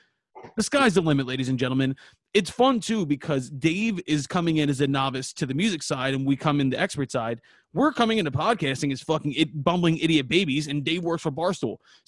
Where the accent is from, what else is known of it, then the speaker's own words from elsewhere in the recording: Philadelphia, Pennsylvania, United States; We are six idiots from Philadelphia